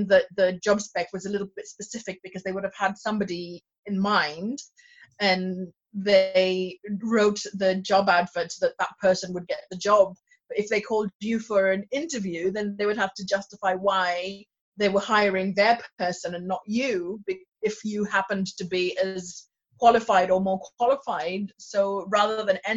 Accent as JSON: {"language": "English", "country": "Kenya", "tie": "born or raised there", "moved": "as an adult", "lives_now": "Leeds, United Kingdom", "said": "I come from Kenya. I was born there and then I came to the UK to do my undergraduate. That was in 2002"}